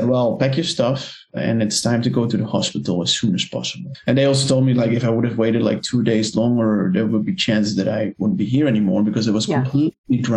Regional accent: Netherlands; moved away as an adult; So I am from the Netherlands. My mom is German, but I've been traveling for about 10 years now

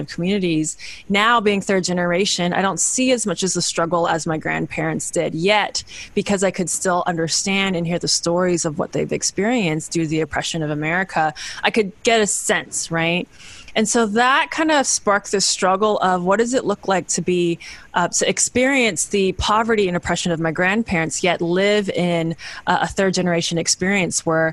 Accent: Bay Area, California, United States; also born or lived in Kenya / Zambia; I am a third generation Chinese American, born and raised in the Bay Area

